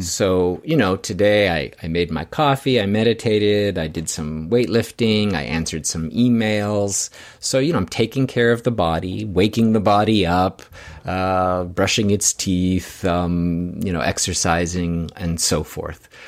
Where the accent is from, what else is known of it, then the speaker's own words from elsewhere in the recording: Canada; I'm from Canada